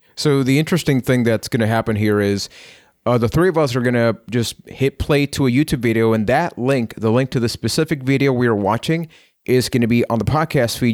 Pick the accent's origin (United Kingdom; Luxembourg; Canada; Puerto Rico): Puerto Rico; I am from Puerto Rico